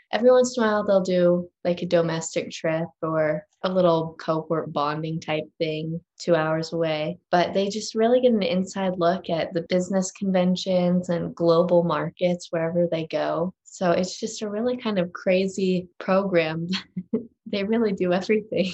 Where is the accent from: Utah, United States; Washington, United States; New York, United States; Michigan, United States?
Utah, United States; also born or lived in Park City, Utah; in fourth grade, I moved to Park City, but I was born and raised in Utah even before